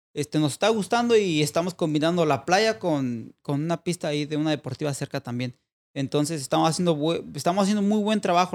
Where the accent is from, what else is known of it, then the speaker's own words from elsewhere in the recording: Mexico; si somos dos mexicanos